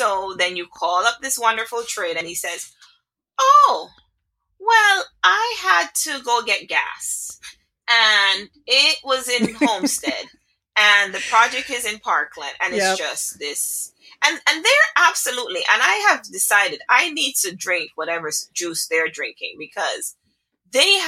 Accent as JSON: {"language": "English", "country": "Jamaica", "said": "I am Jamaican. I am Jamaican"}